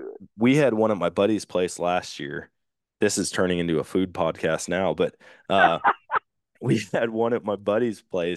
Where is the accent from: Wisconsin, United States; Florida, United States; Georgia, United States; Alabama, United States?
Wisconsin, United States; No cheese. And I'm like, dude, I'm from Wisconsin, man.